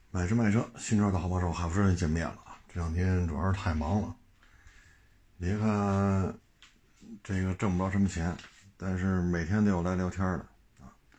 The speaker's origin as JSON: {"language": "Chinese", "country": "China", "said": "我作为一个中国人"}